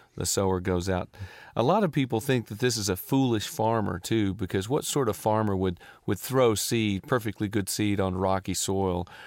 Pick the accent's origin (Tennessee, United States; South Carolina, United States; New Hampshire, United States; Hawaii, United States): Tennessee, United States; Nashville; I grew up in Nashville